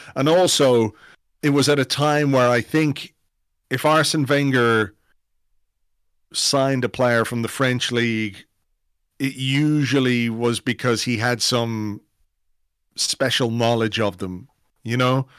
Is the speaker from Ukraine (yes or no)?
no; England, United Kingdom; a kid who grew up in England. I was born in England